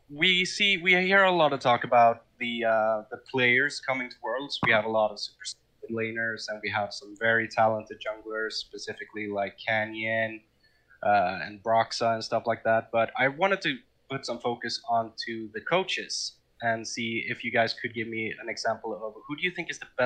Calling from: Stockholm, Stockholm County, Sweden; Hey guys, I'm calling from Stockholm, Sweden.

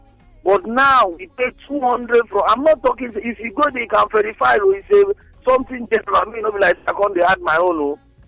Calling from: Lekki, Lagos, Nigeria; Hello, I'm calling from Lekki.

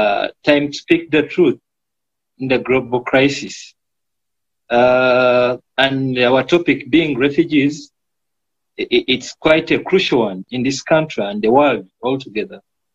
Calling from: Uganda; I'm in Uganda. I'm calling from Uganda. I stay in Uganda, and I do my work in Uganda.

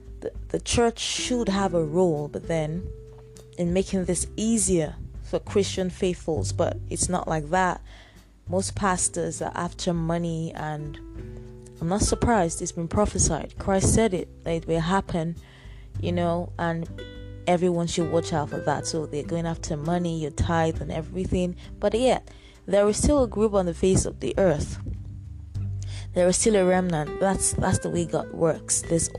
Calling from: Nigeria; I'm speaking from Nigeria right now, and there is food shortage.

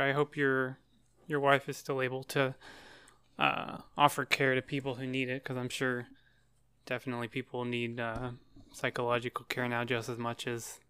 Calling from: Tennessee, United States; I'm in Tennessee.

